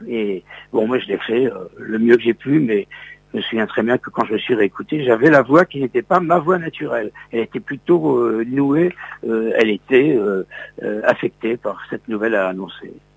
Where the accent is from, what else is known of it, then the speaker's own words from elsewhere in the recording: Metz, Grand Est, France; moved away; je suis originaire de la ville de Metz, en Lorraine